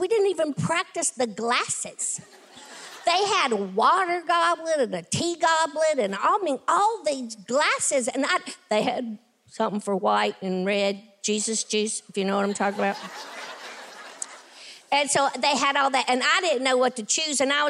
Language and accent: English; Tennessee, United States; I'm a kid from Tennessee. I grew up with, you know, very little